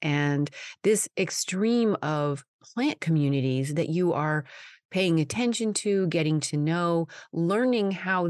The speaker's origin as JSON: {"language": "English", "region": "Colorado", "country": "United States", "tie": "born or raised there", "said": "having been born and raised in Colorado"}